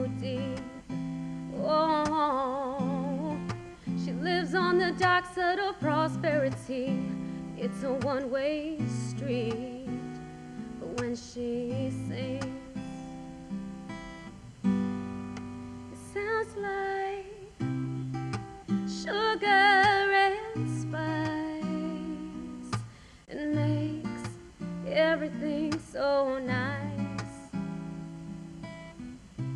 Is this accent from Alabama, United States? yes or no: no; Jersey City, New Jersey, United States; I grew up in Jersey City, when Jersey City wasn't great